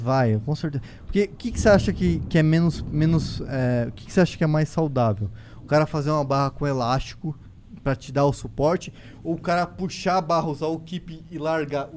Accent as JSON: {"language": "Portuguese", "town": "Foz do Iguaçu", "region": "Paraná", "country": "Brazil", "tie": "born or raised there", "said": "como eu fui criado no interior, hoje muitas pessoas que me, não me conhecem, é, não sabem que eu, que eu nasci em Foz do Iguaçu."}